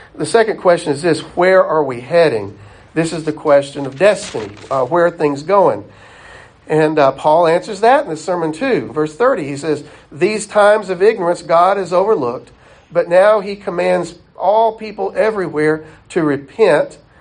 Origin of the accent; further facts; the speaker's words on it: the South, United States; We, we grew up in the South. All of us, I think, have had enough time in the South